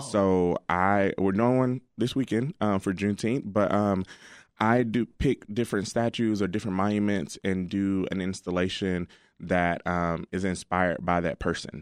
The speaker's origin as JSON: {"language": "English", "region": "Alabama", "country": "United States", "moved": "yes", "lives_now": "Chicago, United States", "said": "I'm from Alabama, and um, my dad and mom still live down there"}